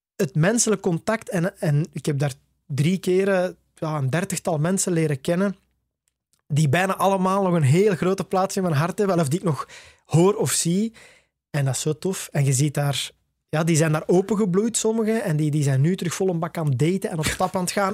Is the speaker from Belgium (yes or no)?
yes; Tervuren, Flanders, Belgium; in Torp ter Vuren, waar ik opgegroeid ben